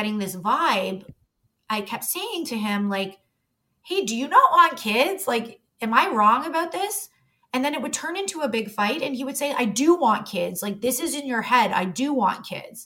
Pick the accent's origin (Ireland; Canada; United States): Canada; Toronto, Ontario; I grew up in Toronto